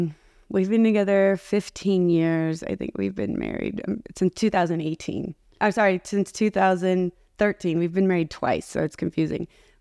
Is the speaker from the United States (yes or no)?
yes; Arcadia, California, United States; I was born in Southern California in a place called Arcadia, California. And my family moved a lot all over Southern California.